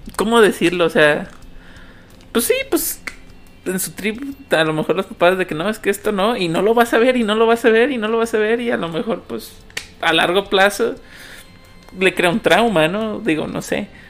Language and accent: Spanish; Mexico; uno como mexicano